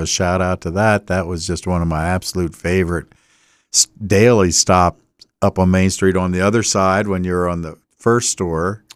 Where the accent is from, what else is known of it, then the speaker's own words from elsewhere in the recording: Delaware, United States; we say we're from Delaware